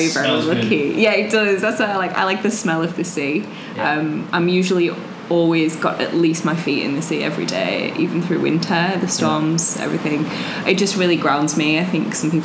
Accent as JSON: {"language": "English", "town": "Leeds", "region": "Yorkshire and the Humber", "country": "United Kingdom", "also_born_or_lived": "Bali", "moved": "as an adult", "lives_now": "Melbourne, Australia", "said": "from the north of England, Leeds"}